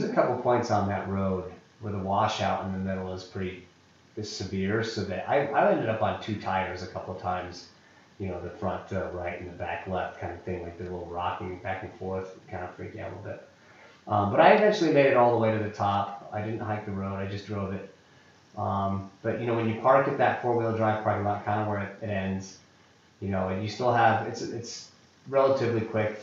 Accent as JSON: {"language": "English", "town": "Evergreen", "region": "Colorado", "country": "United States", "tie": "born or raised there", "said": "growing up in Evergreen"}